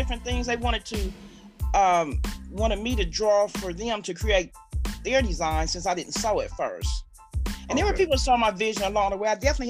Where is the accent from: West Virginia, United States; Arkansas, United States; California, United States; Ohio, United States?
Ohio, United States; Columbus; also born or lived in Mansfield, Ohio; I've been here in Columbus since I was 13 months old